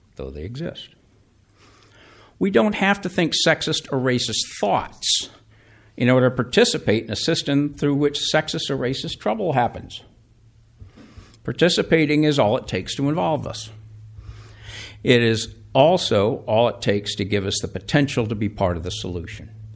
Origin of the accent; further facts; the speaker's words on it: Atlanta, Georgia, United States; growing up in Atlanta